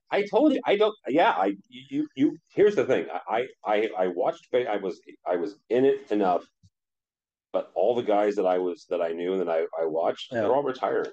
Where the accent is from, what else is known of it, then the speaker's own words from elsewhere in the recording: St. Louis, Missouri, United States; I grew up in St. Louis